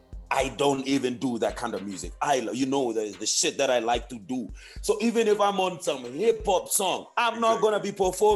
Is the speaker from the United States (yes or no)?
no; Zimbabwe; moved away; I'm from Zim.